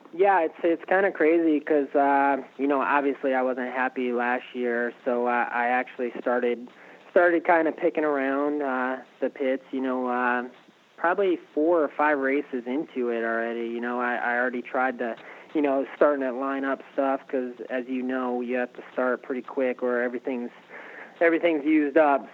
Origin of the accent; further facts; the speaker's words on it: Connecticut, United States; moved away as an adult; now in Florida, United States; I was born in Connecticut and uh, moved to Florida roughly probably four years ago now.